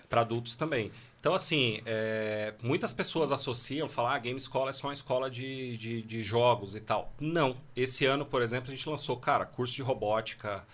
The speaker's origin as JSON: {"language": "Portuguese", "region": "São Paulo", "country": "Brazil", "said": "Eu sou de São Paulo"}